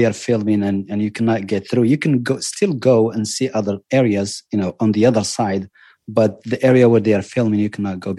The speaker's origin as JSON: {"language": "English", "town": "Marrakesh", "region": "Marrakesh-Safi", "country": "Morocco", "tie": "born or raised there", "also_born_or_lived": "Telouet", "moved": "yes", "lives_now": "Houston, United States", "said": "I was actually born and raised in Morocco. And I moved to the States."}